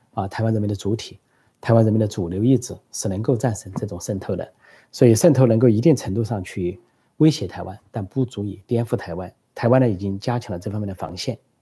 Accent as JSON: {"language": "Chinese", "country": "China", "said": "作为中国人，倍感羞辱、倍感耻辱"}